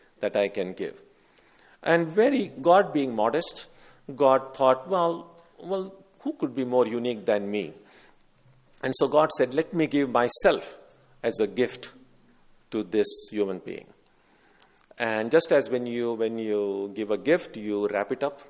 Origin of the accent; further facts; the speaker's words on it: India; growing up in India